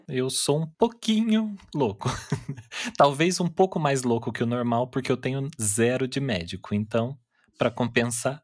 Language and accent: Portuguese; Taubaté, São Paulo, Brazil; eu nasci e cresci aqui em Taubaté, interior de São Paulo